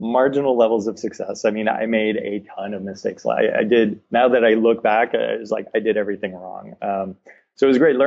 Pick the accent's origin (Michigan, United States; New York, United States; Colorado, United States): Michigan, United States; Detroit; moved away as an adult; now in San Diego, United States; I grew up in Detroit